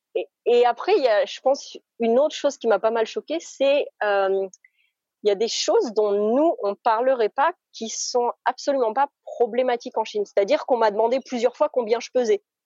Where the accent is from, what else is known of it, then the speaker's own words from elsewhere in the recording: Moselle, Grand Est, France; moved away as an adult; also born or lived in China / Canada / Australia; Je suis née et j'ai grandi en Moselle, donc entre Metz et le Luxembourg